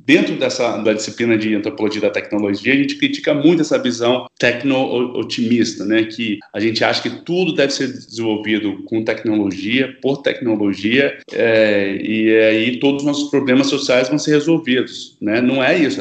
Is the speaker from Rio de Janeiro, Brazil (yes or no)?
no; Vitória, Espírito Santo, Brazil; moved away; Eu sou de Vitória, no Espírito Santo